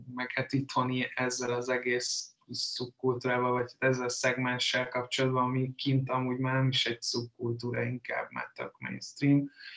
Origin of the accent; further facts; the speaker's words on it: Hungary; mint magyarok